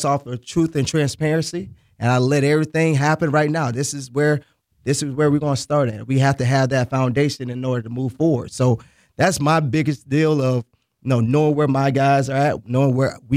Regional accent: Boca Raton, Florida, United States; I'm from Boca Raton, Florida

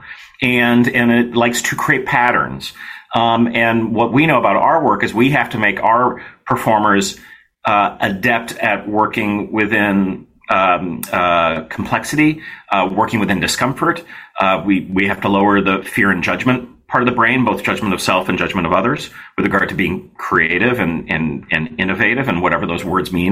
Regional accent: United States; I grew up here in the States

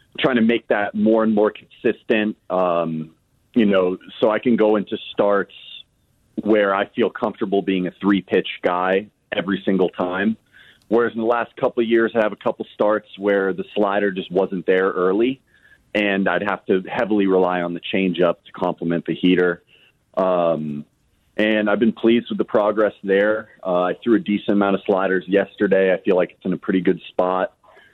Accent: Los Angeles, California, United States; we grew up in Los Angeles

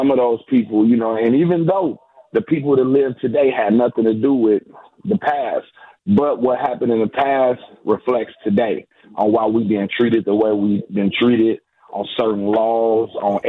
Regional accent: United States; I'm an American.

